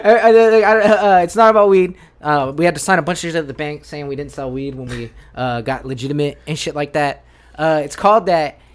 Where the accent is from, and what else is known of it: Yuma, Arizona, United States; born or raised there; moved away as an adult